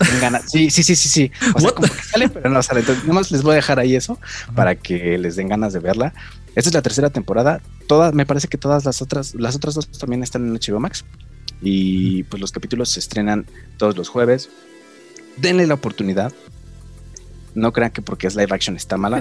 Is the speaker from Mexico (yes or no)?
yes; Mexico; somos mexicanos